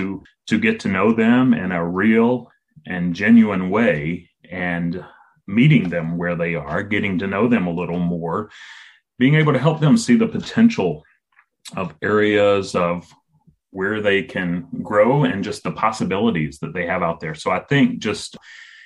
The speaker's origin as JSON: {"language": "English", "region": "South Carolina", "country": "United States", "tie": "born or raised there", "also_born_or_lived": "San Francisco, California", "moved": "as an adult", "said": "I grew up in South Carolina here in the United States, kind of Appalachia, what some people would call hillbilly territory."}